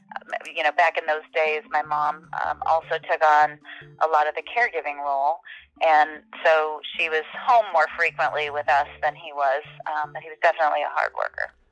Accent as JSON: {"language": "English", "town": "Cuba City", "region": "Wisconsin", "country": "United States", "tie": "born or raised there", "also_born_or_lived": "Madison, Wisconsin", "moved": "as an adult", "said": "I was not going to live in the small town of Cuba City, Wisconsin when I grew up"}